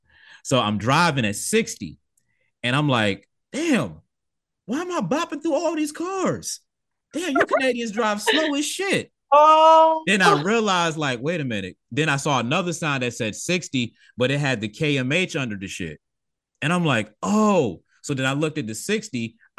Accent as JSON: {"language": "English", "country": "United States", "said": "because it's like we're American."}